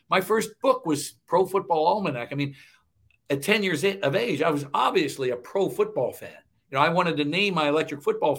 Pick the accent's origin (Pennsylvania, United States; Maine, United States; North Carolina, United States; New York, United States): Pennsylvania, United States; Neville Island; I grew up in Neville Island, Pennsylvania.